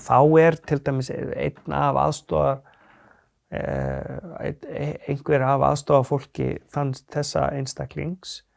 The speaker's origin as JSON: {"language": "Icelandic", "town": "Akureyri", "region": "Northeastern Region", "country": "Iceland", "tie": "born or raised there", "also_born_or_lived": "Sauðárkrókur", "said": "Ég er fættur og svona halvu uppalinn á Akureyri. Já. Uh, svo flyttum við mamma á Söðokrók og þar er eða ég unlingsárunum"}